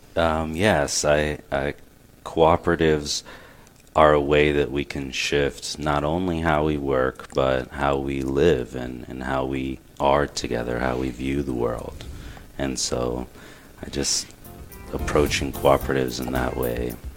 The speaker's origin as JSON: {"language": "English", "town": "Glen Burnie", "region": "Maryland", "country": "United States", "tie": "born or raised there", "also_born_or_lived": "Miami", "said": "I was born in Miami, but I grew up around here in Glen Burnie"}